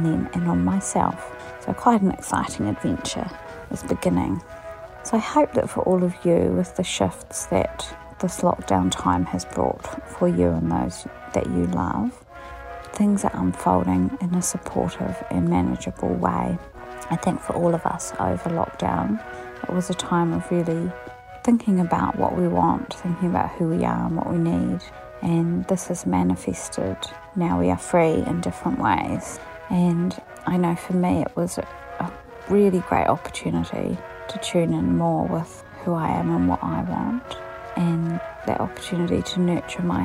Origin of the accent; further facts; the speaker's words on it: England, United Kingdom; moved away as an adult; now in Dunedin, New Zealand; I came back here from England, having gone over there when I was 7